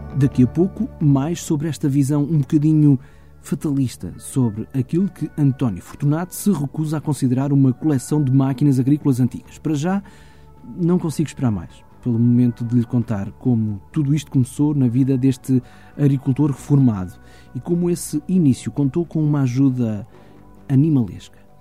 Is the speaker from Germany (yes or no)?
yes; Germany; Eu nasci na Alemanha, ou melhor, nasci na República Federal da Alemanha em 1976